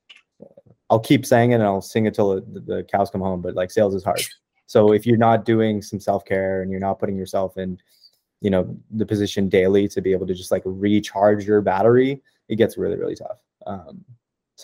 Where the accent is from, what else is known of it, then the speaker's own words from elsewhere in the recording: Ottawa, Ontario, Canada; I'm actually from Ottawa. I'm in Ottawa right now